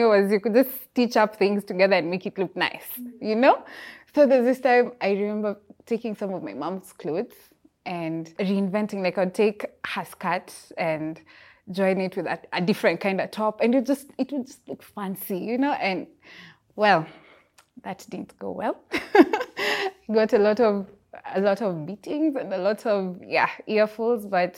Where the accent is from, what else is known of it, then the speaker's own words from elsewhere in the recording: Busia, Busia County, Kenya; born there; also born or lived in Eldoret / Kisumu; I was born in Busia. Busia, the border town in Kenya. Yeah, but I've lived in Eldoret and many other places, and Kisumu.